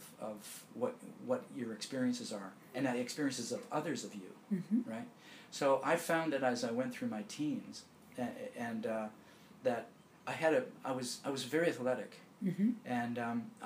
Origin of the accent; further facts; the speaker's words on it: Victoria, British Columbia, Canada; also born or lived in Glasgow, Scotland; I immigrated to Victoria on Vancouver Island when I was 2 years old.